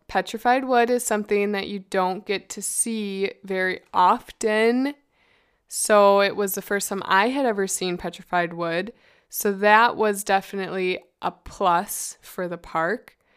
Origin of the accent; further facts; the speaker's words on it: Midwest, United States; we're from the Midwest